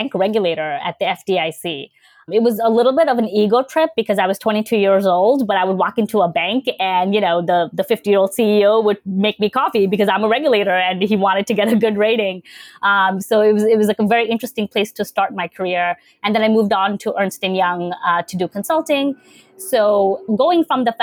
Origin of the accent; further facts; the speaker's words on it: New York City, New York, United States; also born or lived in Bangladesh; I was born in Bangladesh and I moved to the States in 1998. So in the third grade, and I grew up in Queens